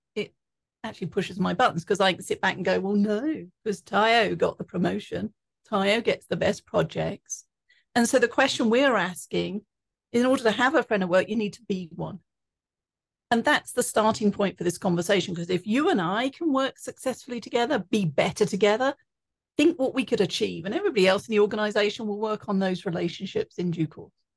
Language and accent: English; England, United Kingdom; now in Colorado, United States; growing up in England. And I now live in Colorado.